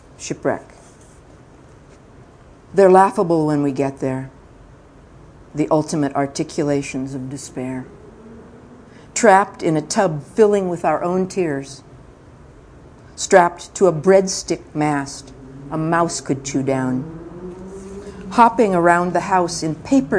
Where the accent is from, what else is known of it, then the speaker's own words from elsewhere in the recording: Mojave Desert, California, United States; also born or lived in Central Valley, California; now in Marin County, United States; When I was young, I lived in the Central Agricultural Valley of California, and then my father was an oil driller and a driller of various kinds of holes, and we moved to the Mojave Desert, and then I was very much a desert child for quite a while.